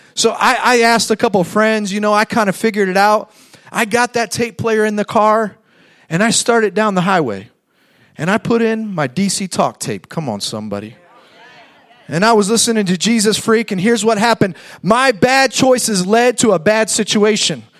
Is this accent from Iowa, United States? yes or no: no; Fort Wayne, Indiana, United States; moved away as an adult; now in Fort Myers, United States; I grew up in Fort Wayne, Indiana